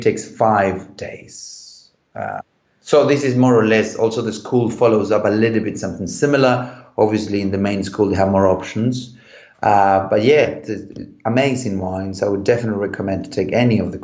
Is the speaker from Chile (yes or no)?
yes; Chile; moved away; when I grew up in Chile, so I'm from a wine country